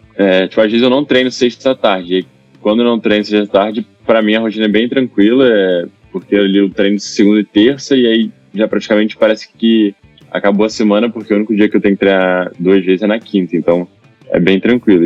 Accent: Itaguaí, Rio de Janeiro, Brazil; eu sou de Itaguaí, aqui do Rio, né? Eu comecei a nadar lá.

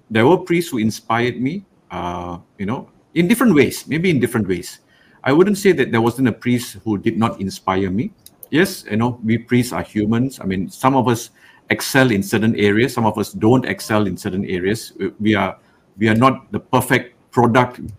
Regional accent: Rawang, Selangor, Malaysia; I grew up in Rawang, only one church.

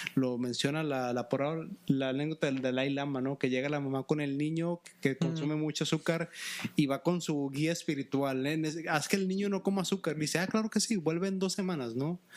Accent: Mexico; en México en la primaria se nos obliga a leer muchos libros

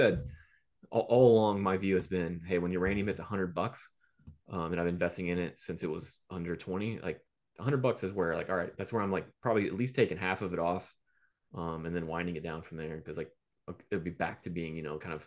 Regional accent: Gulf Coast, United States; I am from the Gulf Coast

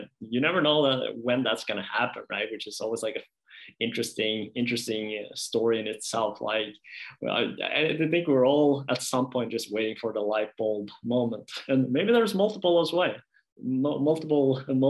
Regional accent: Norway; moved away as an adult; also born or lived in United States; I studied in the US, like I've never been outside Norway.

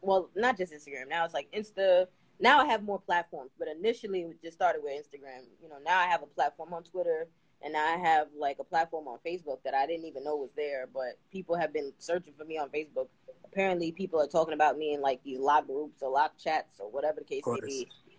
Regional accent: New York City, New York, United States; New York City.

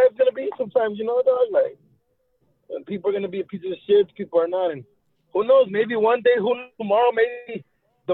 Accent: Los Angeles, California, United States; I grew up in Echo Park in downtown

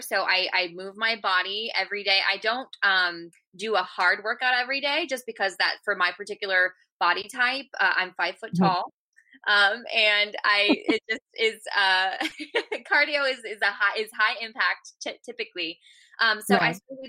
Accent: California, United States; moved away; also born or lived in Georgia; I'm from California

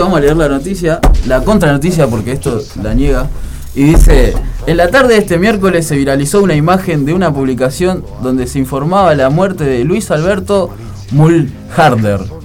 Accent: Uruguay

